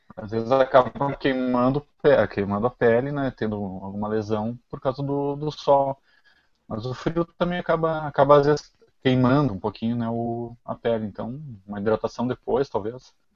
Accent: Lajeado, Rio Grande do Sul, Brazil; also born or lived in Porto Alegre; eu sou de Lajado

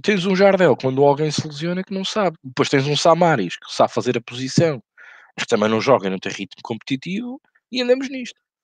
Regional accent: Portugal; como português

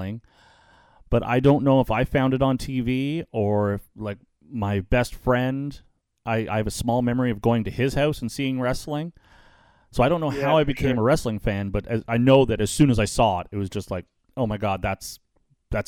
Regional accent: Ottawa, Ontario, Canada; now in Welland, Canada; I'm from the Ottawa area

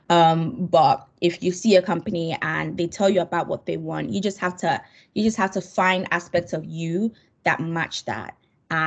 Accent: Nigeria; I'm Nigerian

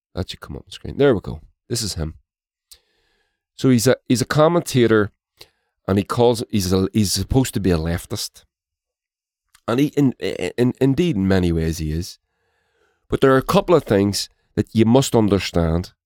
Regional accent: Northern Ireland, United Kingdom; My country has been divided by imperialism, and to this day, I live in the occupied six counties, as they as it's referred to by many

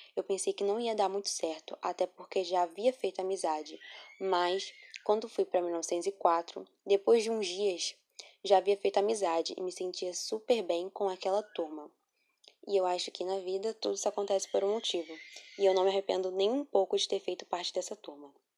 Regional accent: Rio de Janeiro, Brazil; Nasci no Rio de Janeiro, moro perto da escola

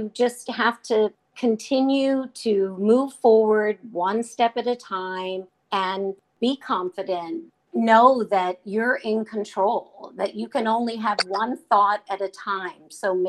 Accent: the South, United States; And I grew up in the South and I loved his music.

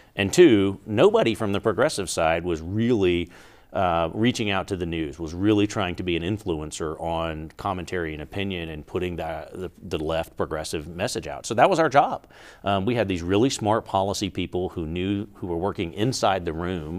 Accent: Georgia, United States; now in Albuquerque, United States; I grew up in Georgia, back east

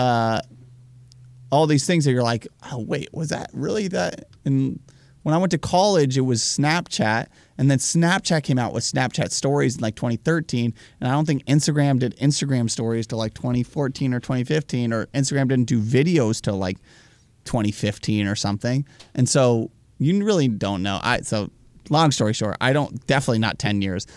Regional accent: United States; as an American

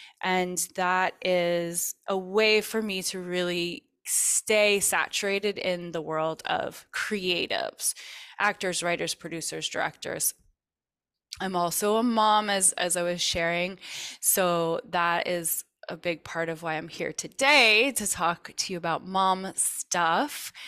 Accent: Vermont, United States; So I grew up actually in Vermont and learned Reiki as one of the things that I was interested in because my mom was a Reiki master.

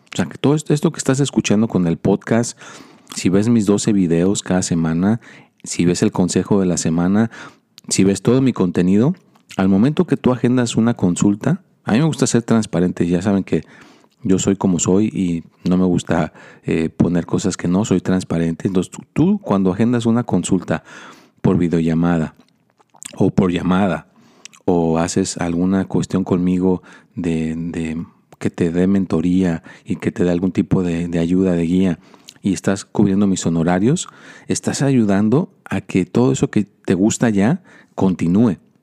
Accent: Mexico; now in United States; yo soy mexicano

